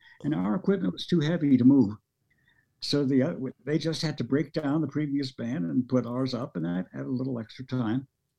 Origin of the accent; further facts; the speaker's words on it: Las Vegas, Nevada, United States; first language Norwegian; English is a second language; also born or lived in Jersey Shore, New Jersey; I grew up in Vegas. You might have noticed that's where I got this accent.